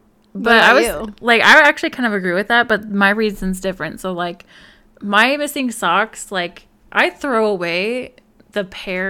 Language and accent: English; Alaska, United States; born there; I was born in Alaska, and Sarah was born in Illinois.